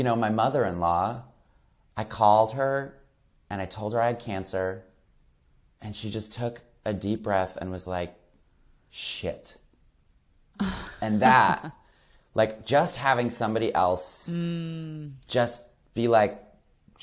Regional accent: Flint, Michigan, United States; moved away as an adult; also born or lived in Los Angeles; I grew up queer in Flint, Michigan

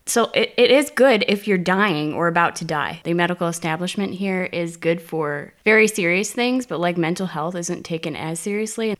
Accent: United States; moved away as an adult; also born or lived in South Korea; now in Berlin, Germany; from the U S

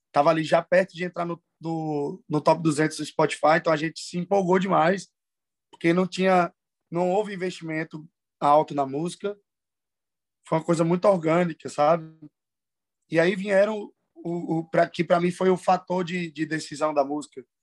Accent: Northeast Region, Brazil; Porque eu participei muito e eu sou nordestino.

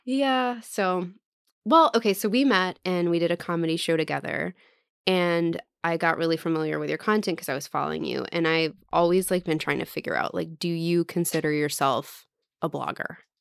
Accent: Texas, United States; moved away as an adult; also born or lived in Oklahoma; I wasn't from Oklahoma, I was from Texas

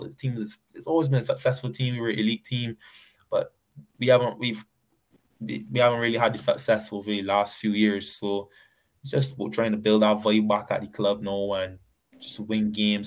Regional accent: Barbados; also born or lived in England

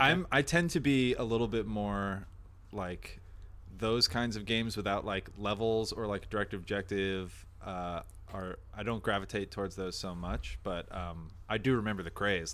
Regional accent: New Jersey, United States; moved away; I'm from the East Coast initially

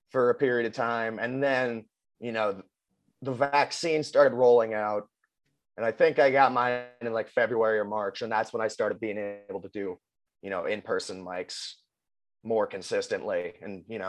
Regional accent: Willamette Valley, Oregon, United States; I grew up in the Willamette Valley

